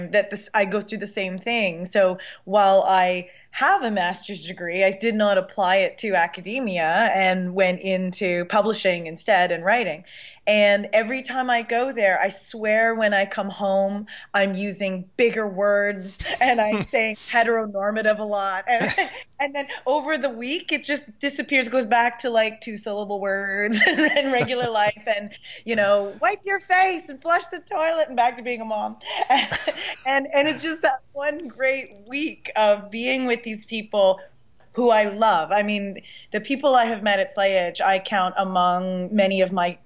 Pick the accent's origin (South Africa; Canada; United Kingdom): Canada; I'm Canadian